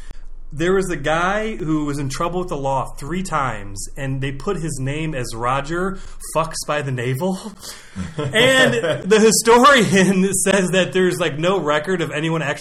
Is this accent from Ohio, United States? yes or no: yes; Ohio, United States; I'm a hillbilly from Ohio